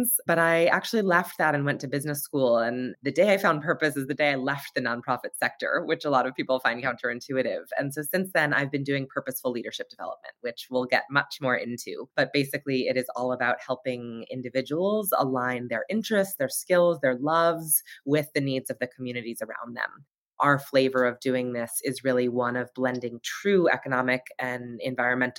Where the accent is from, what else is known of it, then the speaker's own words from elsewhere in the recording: Hartford, Connecticut, United States; I was at this awesome urban elementary school, public school in Hartford, Connecticut